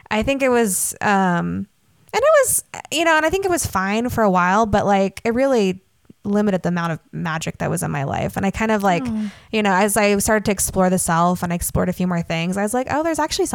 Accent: Utah, United States; I grew up in Utah

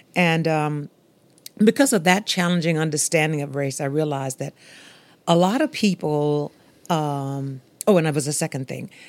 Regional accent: Louisiana bayou, United States; I'm from Maryland, the bayou where that sort of thing happened

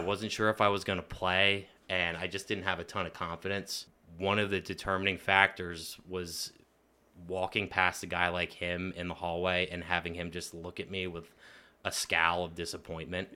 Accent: Lebanon, Pennsylvania, United States; growing up in the middle of Lebanon City was definitely interesting

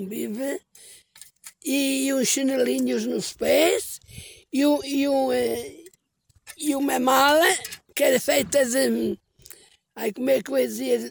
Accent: Canas de Senhorim, Centro, Portugal; foi onde eu nasci. Foi na Minas de Orgeriça.

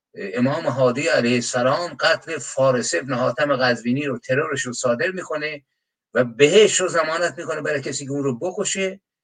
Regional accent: Iran; به عنوان یک ایرانی

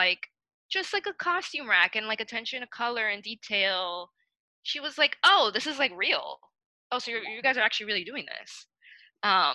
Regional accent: New York City, New York, United States; I'm from New York and I grew up in New York.

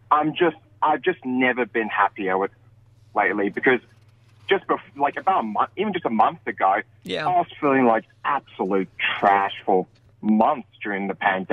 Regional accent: Sydney, New South Wales, Australia; from Sydney

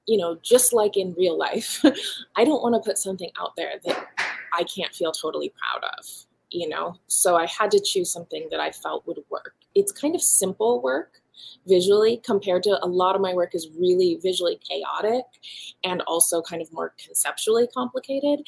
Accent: Hawaii, United States; moved away; my early childhood growing up in Hawaii on the volcano

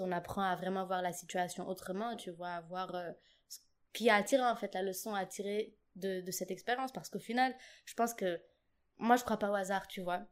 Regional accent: Djibouti; moved away as an adult; also born or lived in Paris suburbs, France; now in Lille, France; j'ai grandi à Djibouti

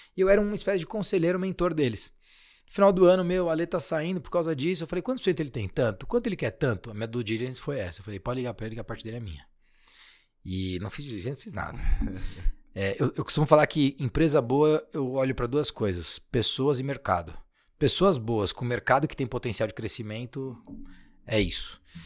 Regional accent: Guarulhos, São Paulo, Brazil; moved away as an adult; also born or lived in United States / Germany / Portugal; Na verdade, eu sou de Guarulhos

